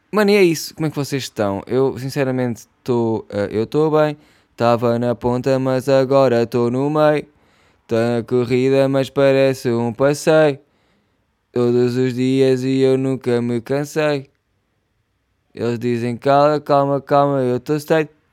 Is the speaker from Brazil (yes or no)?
no; Portugal; eu sou, eu sou Tuga Pride, mano. Eu sou Tuga Pride